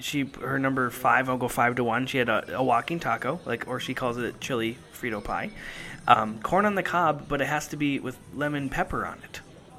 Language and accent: English; Minnesota, United States